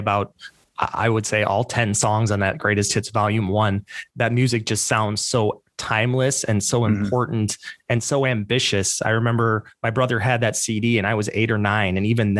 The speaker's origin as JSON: {"language": "English", "region": "Iowa", "country": "United States", "tie": "born or raised there", "moved": "yes", "said": "the cultural isolation I felt like I grew up in back in Iowa in the late 80s and early 90s"}